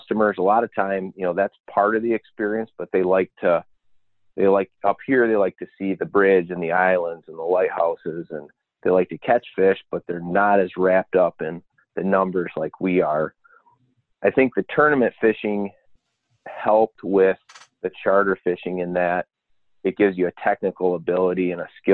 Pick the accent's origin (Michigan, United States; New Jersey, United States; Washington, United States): Michigan, United States; Petoskey; I grew up in Petoskey